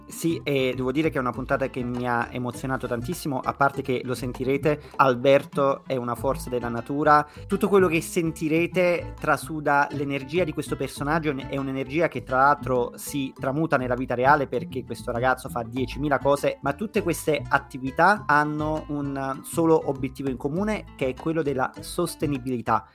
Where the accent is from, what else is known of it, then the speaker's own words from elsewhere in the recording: Naples, Campania, Italy; me che sono di Napoli